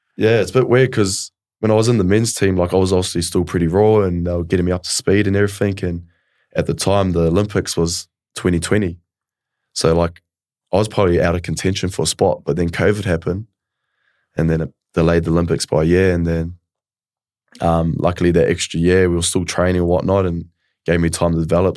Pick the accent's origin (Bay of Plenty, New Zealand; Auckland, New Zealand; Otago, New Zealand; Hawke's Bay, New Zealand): Bay of Plenty, New Zealand; Kawerau; moved away as an adult; also born or lived in Tauranga; now in Melbourne, Australia; I was raised in a small town in, um, Bayou Plini in New Zealand, uh, Kawerau